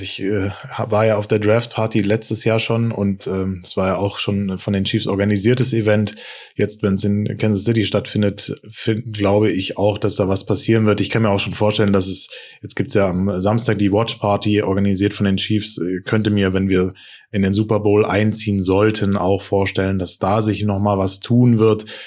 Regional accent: Frankfurt, Hesse, Germany; also born or lived in Stuttgart region; now in Stuttgart, Germany; als gebürtiger Frankfurter wäre es natürlich äh, krass und äh, Wahnsinn, aber ich bin ja jetzt äh, in der Region Stuttgart beheimatet

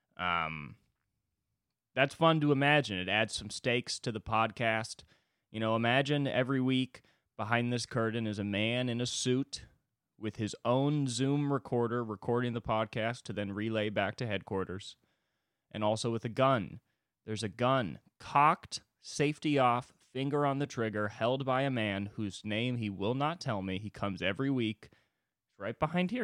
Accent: United States; as an American

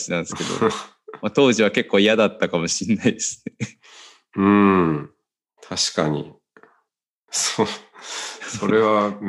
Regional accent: Tokyo, Japan; also born or lived in Kyoto; 野沢で生まれ育ちました。うん。世田谷生まれ、世田谷育ち。

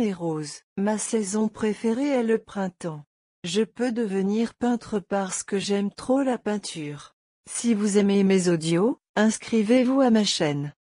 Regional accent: England, United Kingdom; French is a second language; Je suis anglaise. Ma nationalité est anglaise

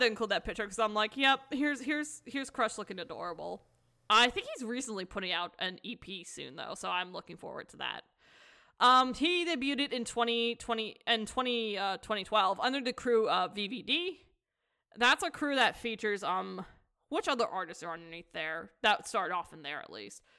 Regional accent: United States; as an American

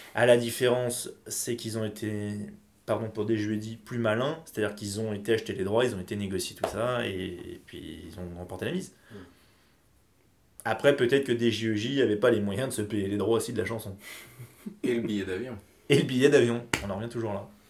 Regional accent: France; ici chez nous, en France

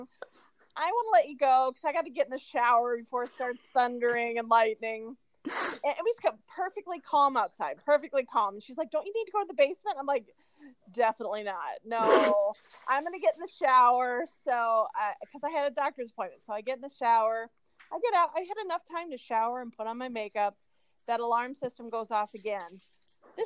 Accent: Iowa, United States; moved away; I'm from Iowa

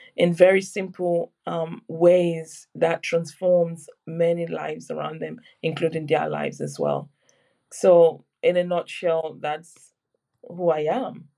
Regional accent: Cameroon; now in Surrey, United Kingdom; I was born in Cameroon

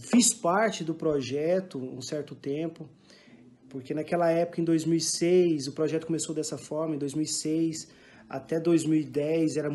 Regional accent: Goiânia, Goiás, Brazil; moved away as an adult; now in France; é... sou nascido de Goiânia, Goiás, resido em França já tem 16 anos

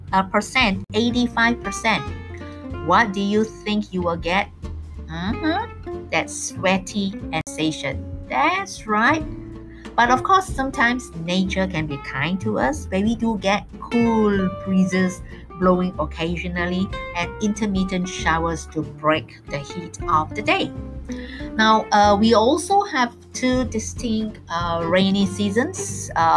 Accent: Malaysia; I am totally schooled here in Malaysia.

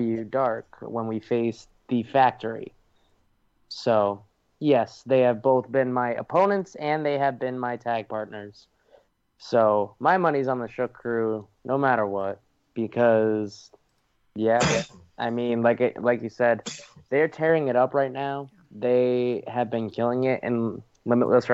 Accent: New England, United States; I'm from New England

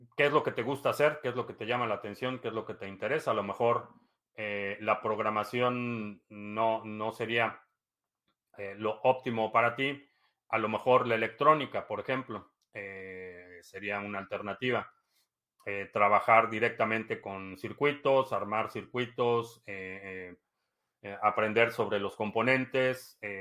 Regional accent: Mexico; now in United States; vivo aquí desde el 2005 pero nací y crecí en México

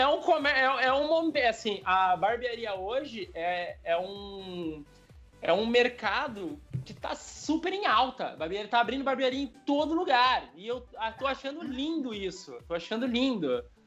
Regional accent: São Paulo, Brazil; moved away as an adult; now in Curitiba, Brazil; eu sou de São Paulo, eu sou de São Paulo.

